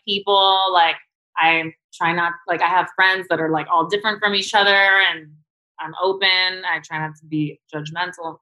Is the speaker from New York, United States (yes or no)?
yes; New York City, New York, United States; I grew up in Chelsea